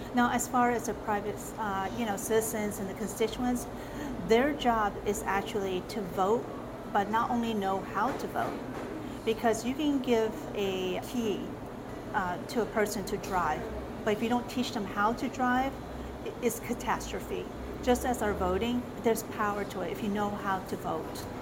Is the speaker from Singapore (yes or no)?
no; South Korea; now in Arizona, United States; My uh, ethnicity is Chinese, and I was born in South Korea. I came to the States in 1977